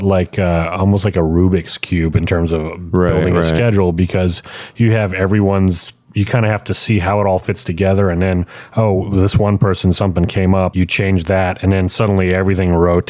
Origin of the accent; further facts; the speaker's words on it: Quebec, Canada; moved away as an adult; also born or lived in Texas; I'm originally from Canada, and in the province of Quebec